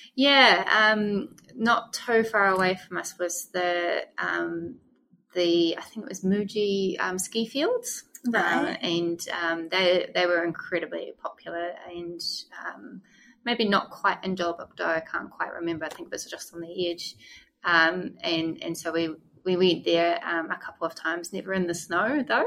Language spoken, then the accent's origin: English; New Zealand; moved away; I was the first New Zealander that they'd ever had